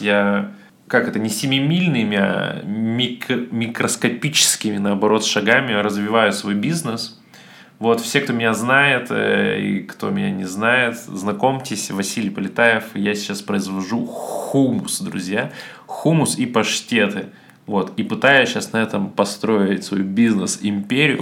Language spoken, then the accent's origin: Russian; Siberia, Russia; я сибирский еврей